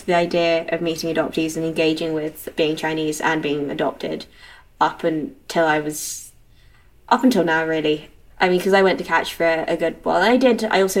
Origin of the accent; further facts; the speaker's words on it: London, United Kingdom; moved away as an adult; now in Edinburgh, United Kingdom; I grew up in London. We were in Rotherhithe, and then we moved to North London when I was 4 or 5, first my school. Then I came up to Edinburgh for uni, and here I still am.